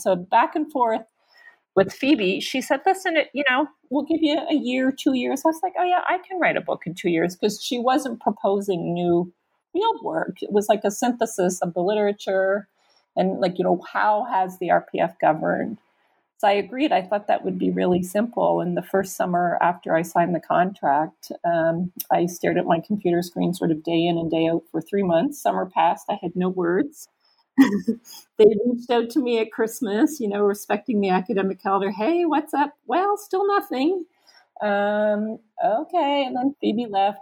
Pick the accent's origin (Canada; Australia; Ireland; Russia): Canada; moved away as an adult; also born or lived in Rwanda; now in United States